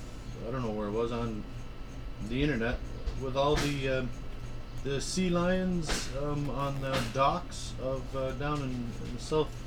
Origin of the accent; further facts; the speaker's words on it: Ontario, Canada; We're Canadian Ontarians.